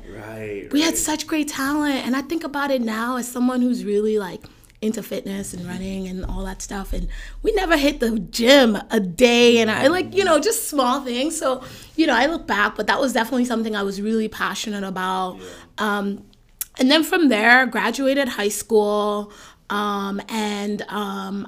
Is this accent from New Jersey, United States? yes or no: yes; Jersey City, New Jersey, United States; also born or lived in Nigeria / Union, New Jersey; So I grew up in Jersey City. I schooled in Jersey City for, I think, maybe up to like 7th grade.